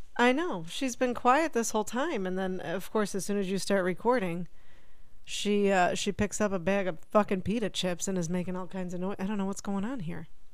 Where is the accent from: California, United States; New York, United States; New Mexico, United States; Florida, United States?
New York, United States; Buffalo; Jen and I, given where we grew up in Buffalo, New York